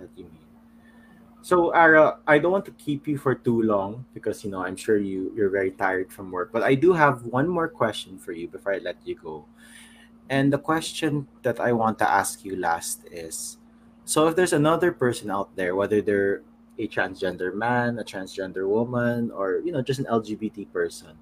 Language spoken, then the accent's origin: English; Manila, Metro Manila, Philippines; I'm from Manila